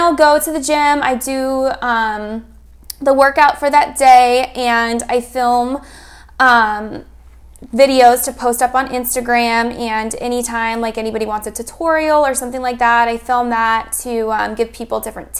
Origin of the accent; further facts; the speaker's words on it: Arizona, United States; I'm actually from Arizona. I was born and raised here